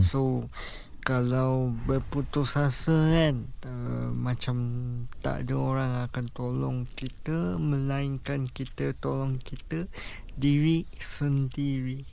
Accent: Kuala Lumpur, Malaysia; saya berasal daripada KL Kuala Lumpur

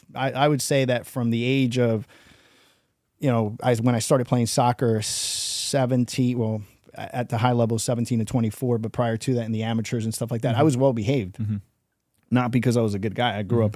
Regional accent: New York City, New York, United States; also born or lived in Jersey; I grew up in New York City. I kind of removed myself. I grew up with so much crazy stuff.

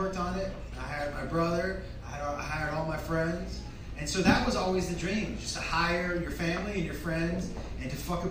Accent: Massachusetts, United States; I'm from Massachusetts.

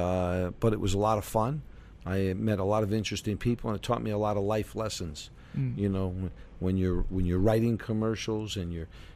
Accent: New York City, New York, United States; moved away as an adult; also born or lived in Miami / Chicago; I'm originally from New York City.

